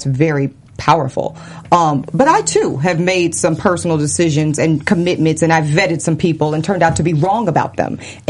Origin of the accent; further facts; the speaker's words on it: South Louisiana, United States; I grew up in the Deep South. Particularly, I was born in South Louisiana.